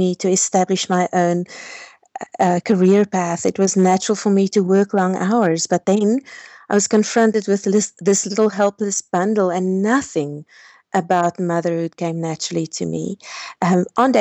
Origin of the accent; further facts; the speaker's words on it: Pretoria, Gauteng, South Africa; I'm born and bred in South Africa in a city called Pretoria